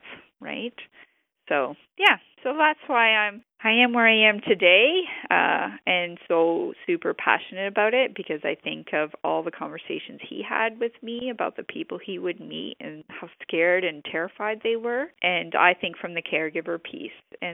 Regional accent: New Brunswick, Canada; I'm from New Brunswick and this is how I grew up.

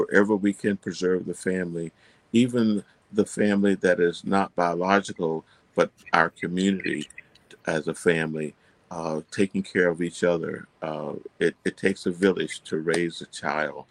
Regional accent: Fort Meade, Florida, United States; I'm from Fort Meade, Florida. I was raised in a wooden frame house

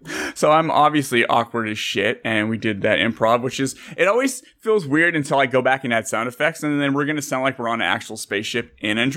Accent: California, United States; Frida and I are from California

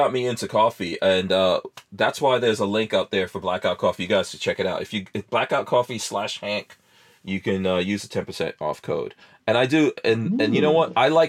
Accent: Guyana; also born or lived in New Jersey; now in Florida, United States; I was born in Guyana in South America

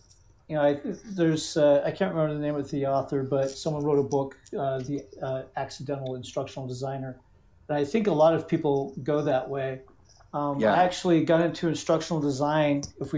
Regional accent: United States; also born or lived in Lubbock, Texas / New Hampshire / Arizona; No, I grew up in the United States. I was 15 by the time I stayed in one place longer than 3 years.

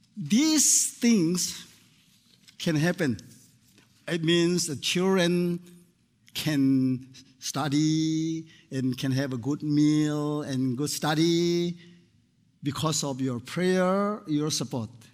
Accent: Myanmar; I came from Myanmar, previously called uh, Burma.

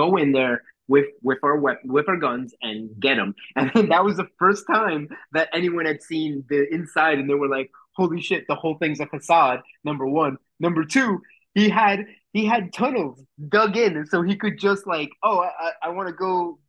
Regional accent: Colombia; moved away; Colombia at that time. My home country

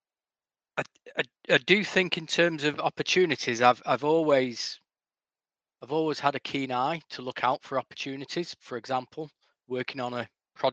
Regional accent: Macclesfield, North West England, United Kingdom; my hometown of Macclesfield

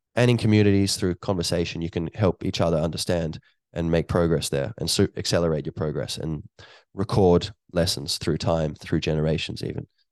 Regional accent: Ireland; here where I am in Ireland

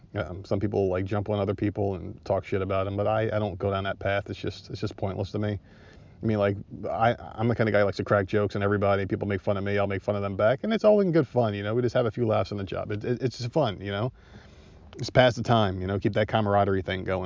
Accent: Northeast, United States; moved away; I'm from the Northeast

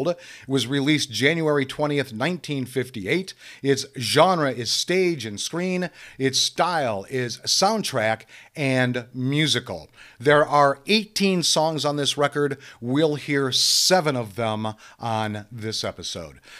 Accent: Iowa, United States; I have written about my home state in many of the other mediums, so why not in a musical comedy? My home state is Iowa, by the way

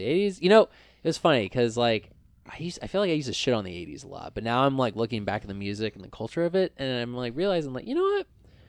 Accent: Hillsboro, Oregon, United States; also born or lived in Portland, Oregon; I actually grew up in the suburbs. I'm not from... Which suburbs? Hillsboro.

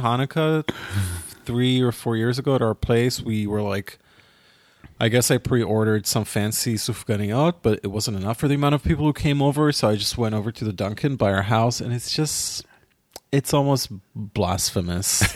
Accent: Ra'anana, Central District, Israel; my hometown, it is Rwanana

